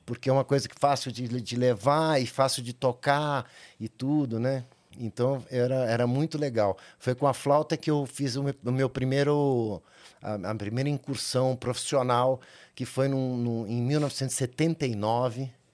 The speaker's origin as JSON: {"language": "Portuguese", "region": "São Paulo", "country": "Brazil", "tie": "born or raised there", "said": "eu nasci São Paulo, capital. Sou paulistano é, nascido na, na, na, maternidade 9 de julho"}